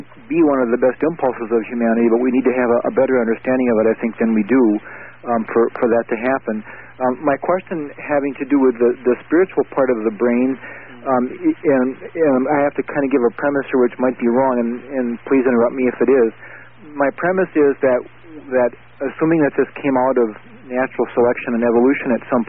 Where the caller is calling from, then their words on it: North Dakota, United States; I'm calling you from North Dakota.